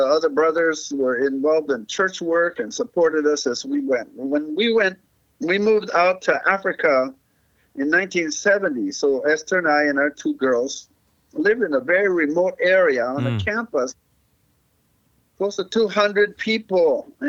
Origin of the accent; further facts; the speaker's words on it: Mexico; So I grew up in Mexico, surrounded by Spanish, learned Spanish as a kid